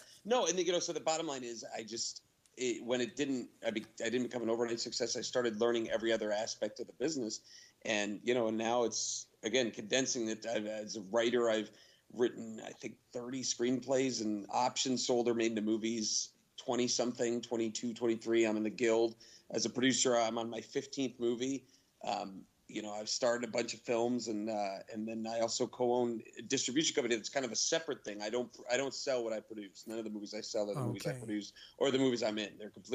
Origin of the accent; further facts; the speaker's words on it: East Coast, United States; now in Los Angeles, United States; I grew up in the East Coast